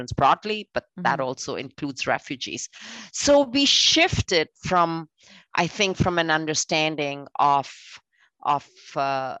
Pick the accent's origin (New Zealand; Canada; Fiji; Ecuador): Canada; I always am very, very proud of being a Canadian